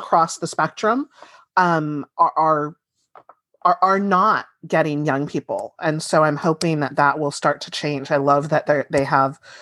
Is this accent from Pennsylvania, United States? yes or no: no; Central Valley, California, United States; I grew up in the Central Valley and getting my news out of San Francisco